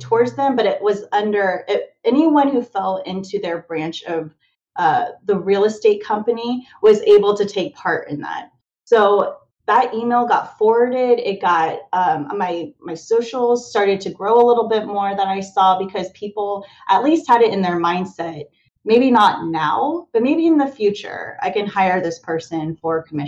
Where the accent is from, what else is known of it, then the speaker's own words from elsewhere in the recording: Kansas City, Missouri, United States; moved away as an adult; now in near Baltimore, United States; I was originally from the Missouri area, Kansas City